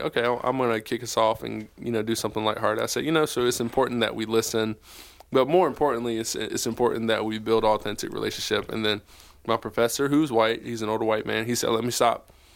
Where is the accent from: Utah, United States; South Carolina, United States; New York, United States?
South Carolina, United States; now in Charlotte, United States; I'm from South Carolina